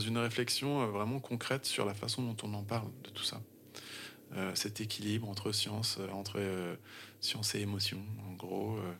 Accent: Vannes, Brittany, France; chez moi en Bretagne, à Vannes, sur le golfe du Morbihan

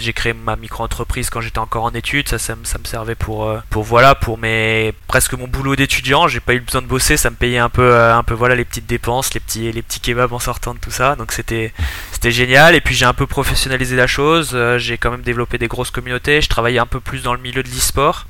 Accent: Montpellier, Occitania, France; moved away as an adult; also born or lived in New Caledonia; now in Switzerland; je suis originaire de Montpellier.

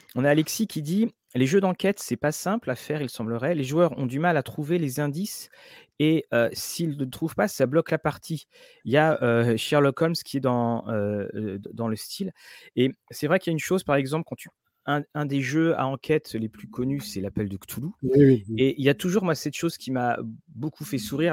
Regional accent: Rennes, Brittany, France; also born or lived in Caen; now in Rouen, France; je suis né à Rennes, je vis à Rouen, j'ai passé toutes mes années d'étudiant

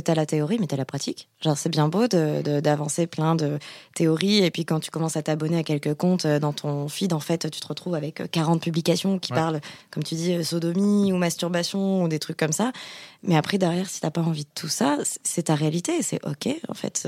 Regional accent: Bordeaux, Nouvelle-Aquitaine, France; je suis bordelaise, donc je dis chocolatine

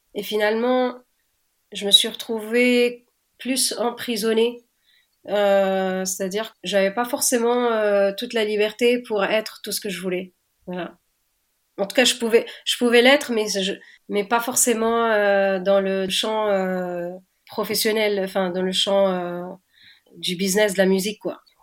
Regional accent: Tunis, Tunis Governorate, Tunisia; je suis née à Tunis et j'ai grandi là-bas

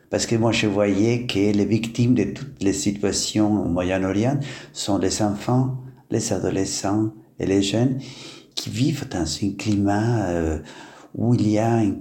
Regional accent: Norway; born there; French is a second language; moved away as an adult; also born or lived in Italy / Middle East; oui, c'est vrai, je suis né en Norway, où j'ai fait mes études de philosophie.

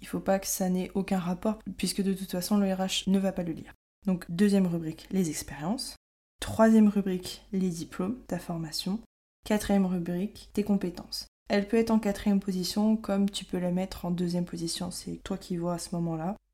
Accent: France; moved away as an adult; now in Montreal, Canada; nous les Français

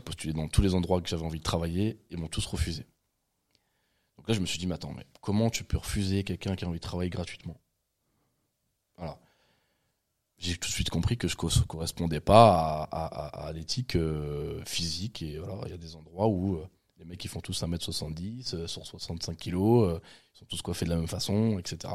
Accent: Val-de-Marne, Île-de-France, France; je suis né ici

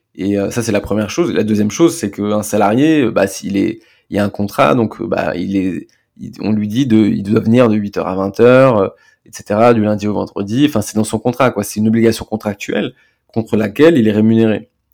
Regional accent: France; on est français

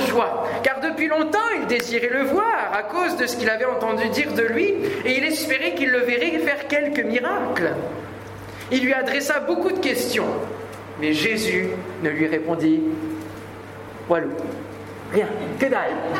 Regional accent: France; chez nous, en France

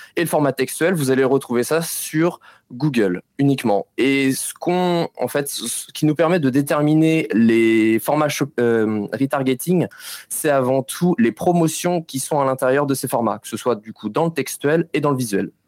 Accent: Nantes, Pays de la Loire, France; je viens de Nantes

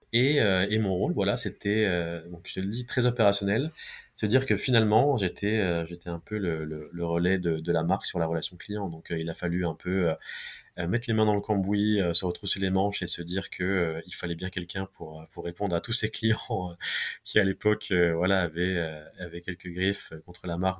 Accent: Besançon, Bourgogne-Franche-Comté, France; now in Paris, France; je suis originaire de la ville de Besançon

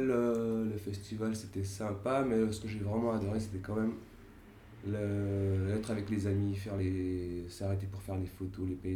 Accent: Paris, Île-de-France, France; je viens de Paris

